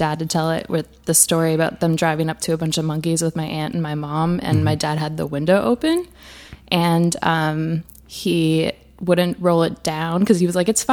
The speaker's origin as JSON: {"language": "English", "region": "Wisconsin", "country": "United States", "tie": "born or raised there", "also_born_or_lived": "South Africa / Botswana", "moved": "yes", "lives_now": "Brooklyn, United States", "said": "I grew up in Wisconsin"}